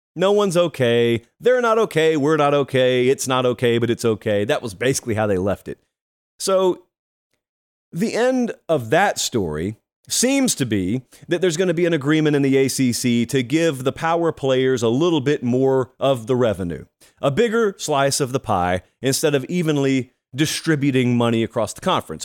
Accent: Georgia, United States; moved away; I was back in my home state of Georgia

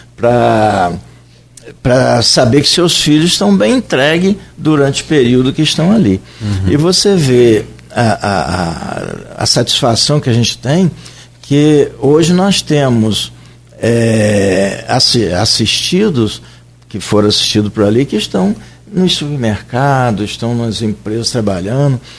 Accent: Santa Cruz, Brazil; eu sou nascido em Santa Cruz

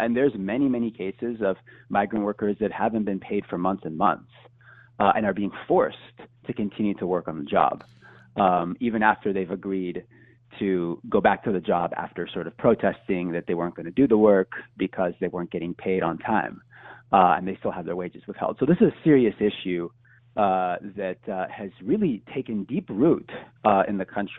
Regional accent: Houston, Texas, United States; I'm a Houstonian from Texas

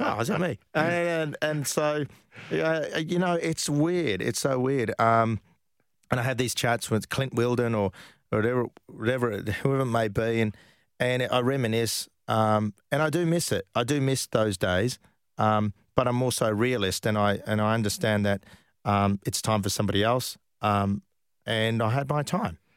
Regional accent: Perth, Western Australia, Australia; moved away; I came from Perth

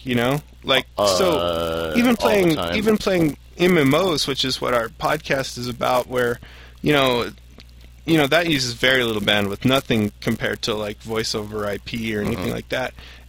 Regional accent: Missouri, United States; I am from Missouri. Initially.

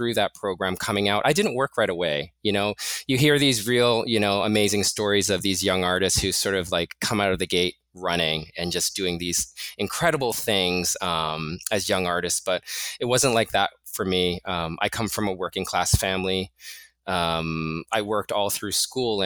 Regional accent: Toronto, Ontario, Canada; moved away as an adult; also born or lived in Mozambique / Portugal; now in New York City, United States; we moved to Toronto and I lived there until 2005. So I studied there, I went to school there, studied art there

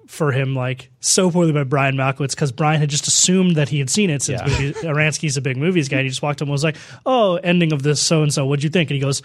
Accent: Ireland; I am Irish.

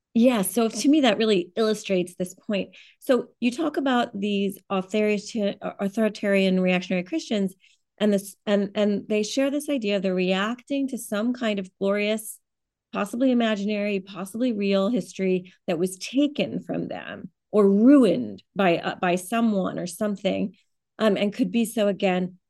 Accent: United States; as an American

